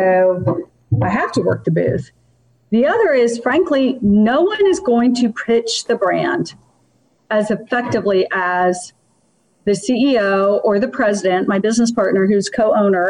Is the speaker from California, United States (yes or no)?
no; Washington, District of Columbia, United States; also born or lived in Georgia; I grew up in Washington, D.C. because my father got elected to Congress